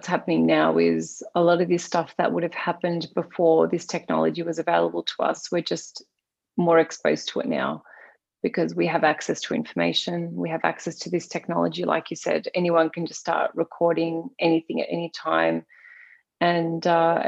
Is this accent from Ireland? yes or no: no; Australia; I am Australian. I was born here.